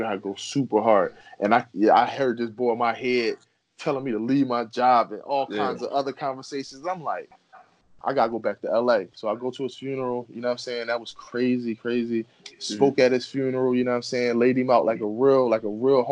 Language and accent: English; Philadelphia, Pennsylvania, United States; I'm from Philly. Yeah. My cousin live up the street